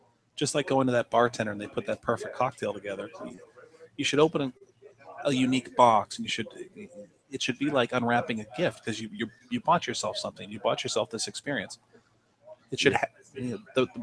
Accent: United States; I'm an American

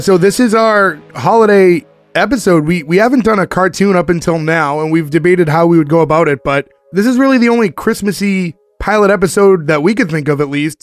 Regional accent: Boston, Massachusetts, United States; we're all from the Boston area.

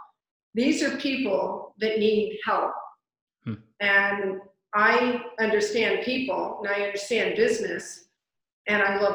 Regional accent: California, United States; moved away as an adult; also born or lived in East Coast; now in New York, United States; I was born on the East Coast, raised in California

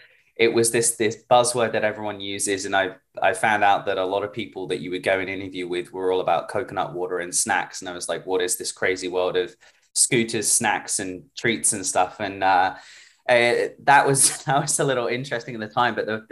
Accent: United Kingdom; now in New York, United States; But originally from the UK, moved over here to New York about 7 years ago now.

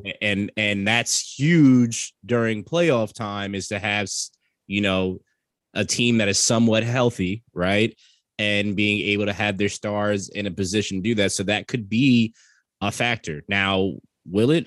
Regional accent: New York, United States; I'm from New York

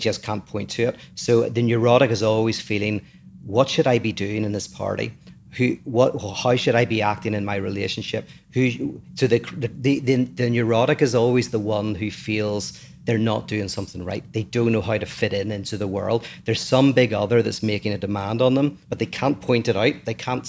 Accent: Northern Ireland, United Kingdom; I grew up in Northern Ireland

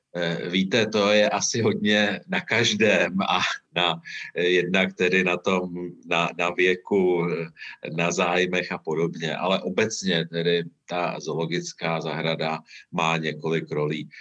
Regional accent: Mnichovo Hradiště, Central Bohemian Region, Czechia; já nejsem z Prahy, jsem z Měchova hradiště

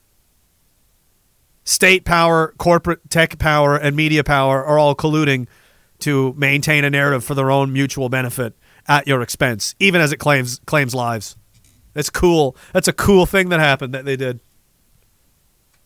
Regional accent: Canada; being Canadian

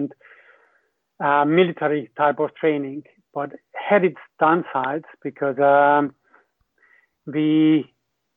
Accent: Hungary; English is a second language; moved away as an adult; also born or lived in New Zealand; I'm from Hungary originally.

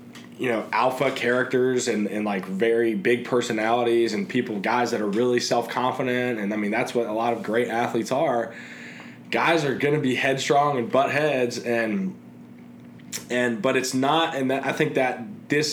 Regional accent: Cincinnati, Ohio, United States; moved away as an adult; also born or lived in Indianapolis, Indiana; I've thoroughly enjoyed growing up in Cincinnati and have very fond memories

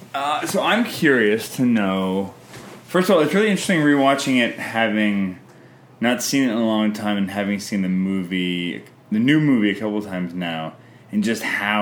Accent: Canada

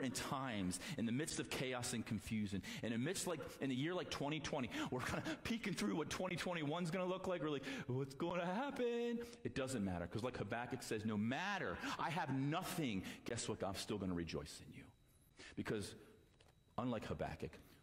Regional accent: United States; I'm an American

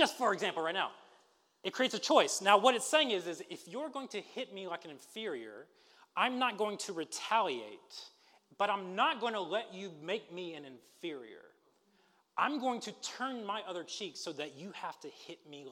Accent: Alabama, United States; I'm from Alabama

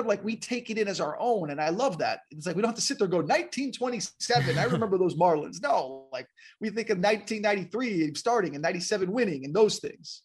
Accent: West Palm Beach, Florida, United States; also born or lived in New Jersey / Miami / Missoula, Montana; I grew up in West Palm Beach and then Miami

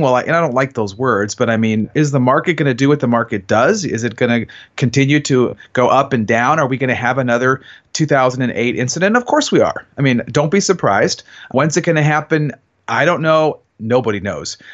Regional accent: Cleveland, Ohio, United States; now in Columbus, United States; I'm from Cleveland

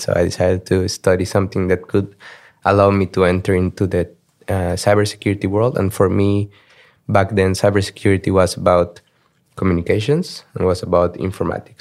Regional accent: Mexico City, Mexico; moved away as an adult; also born or lived in Germany / Sweden / Poland / Singapore; now in Amsterdam, Netherlands; I grew up in Mexico. Uh, so twenty-one years of my life I spent them in Mexico City.

